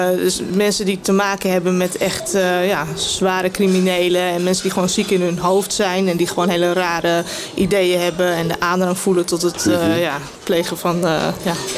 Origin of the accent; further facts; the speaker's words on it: Amstelveen, North Holland, Netherlands; ik ben in Waardhuizen opgegroeid.